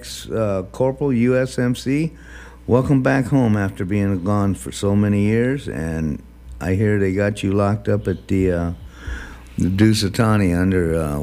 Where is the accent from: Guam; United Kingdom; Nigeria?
Guam; I grew up on Guam